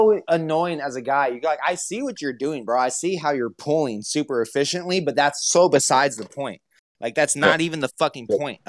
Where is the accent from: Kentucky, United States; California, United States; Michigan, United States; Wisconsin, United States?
California, United States; moved away; I'm from California.